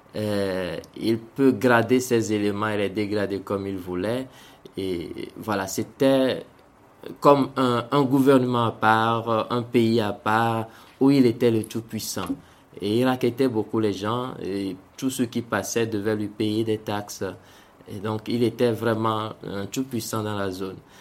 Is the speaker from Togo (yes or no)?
yes; Togo; moved away as an adult; also born or lived in Benin; now in Central African Republic; je suis né au Togo et j'ai, grandi au Togo jusqu'à avoir mon bac